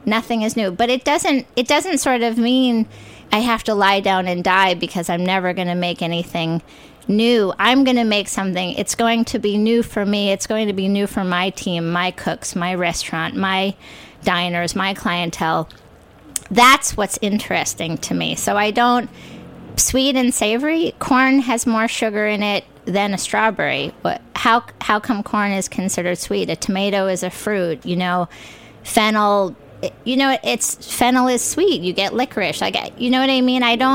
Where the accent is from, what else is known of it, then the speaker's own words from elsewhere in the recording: New York, United States; also born or lived in California; I grew up in New York